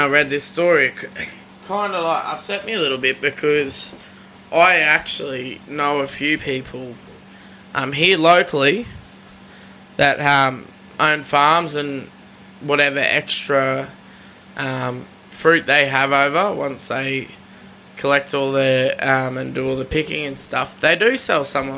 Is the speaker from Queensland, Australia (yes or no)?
yes; Sunshine Coast, Queensland, Australia; back home where we grew up on the Sunshine Coast